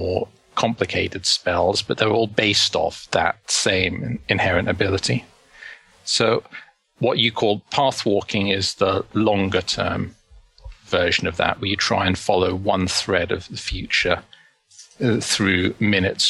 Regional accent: London, United Kingdom; I grew up in London and spent pretty much all of my childhood there.

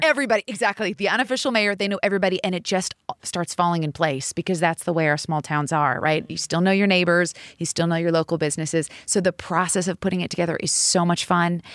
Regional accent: Seattle, Washington, United States; moved away; I grew up in Seattle, Washington

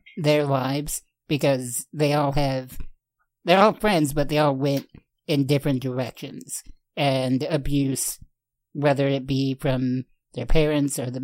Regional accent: Rockford, Illinois, United States; That whole documentary is filmed here in my hometown.

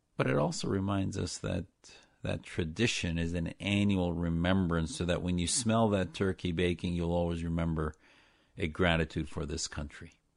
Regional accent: Neenah, Wisconsin, United States; born or raised there

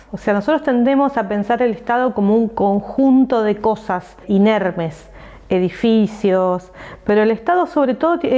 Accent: Santa Fe, Argentina; Los solidarios que somos los santafesinos.

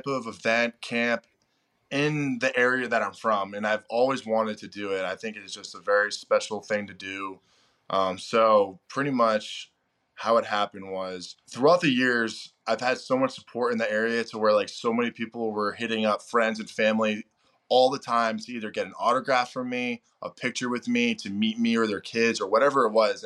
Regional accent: Spencer, Massachusetts, United States; moved away as an adult; also born or lived in Maine; now in Baltimore, United States; Spencer, which is my hometown

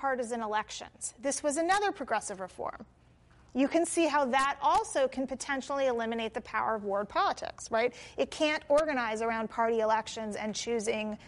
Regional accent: Tempe, Arizona, United States; My hometown, Tempe, Arizona

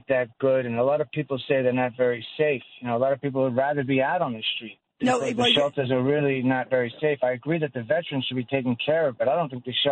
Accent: New York, United States; And I'm from New York

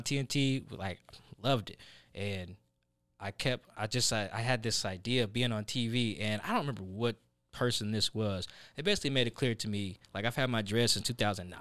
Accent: Seattle, Washington, United States; also born or lived in Pullman, Washington; I grew up in Sa-, like, in South Seattle

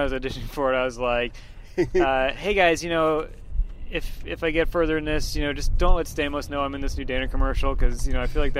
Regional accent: Boston, Massachusetts, United States; I grew up in Boston, but then I moved to a suburb of Boston

